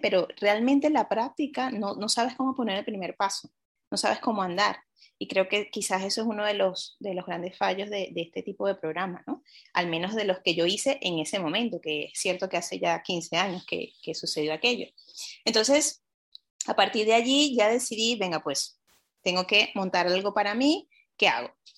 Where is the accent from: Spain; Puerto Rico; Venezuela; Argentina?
Venezuela; soy venezolana